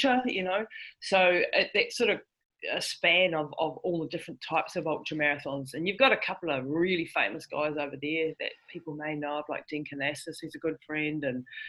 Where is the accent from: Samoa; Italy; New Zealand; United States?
New Zealand; I'm from New Zealand. So yeah, I'm a Kiwi. So I live right down the bottom of the world